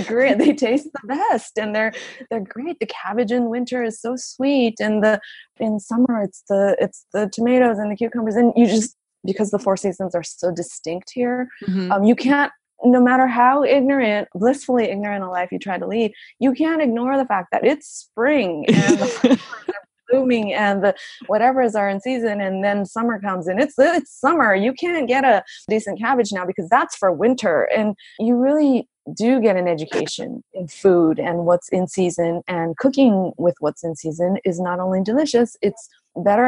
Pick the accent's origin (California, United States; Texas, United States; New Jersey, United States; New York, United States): California, United States; Los Angeles; now in Japan; I grew up